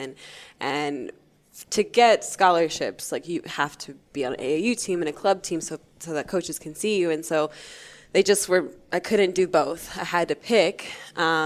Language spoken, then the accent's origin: English; North Carolina, United States; also born or lived in Toronto; we grew up in North Carolina. I was born there.